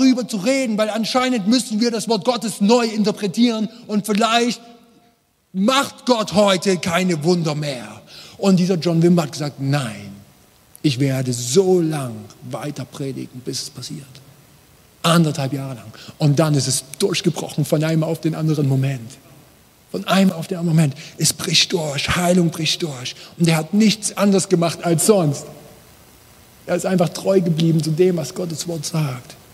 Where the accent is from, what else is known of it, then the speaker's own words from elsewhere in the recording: East Germany, Germany; Ich liebe die Ostblockländer, ich bin selber Ossi, man hört das.